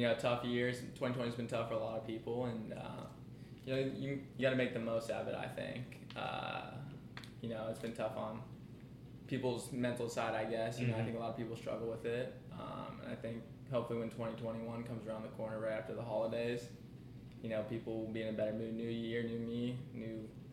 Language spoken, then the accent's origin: English; Canton, Ohio, United States; moved away as an adult; now in Louisiana, United States; I grew up in Ohio my entire life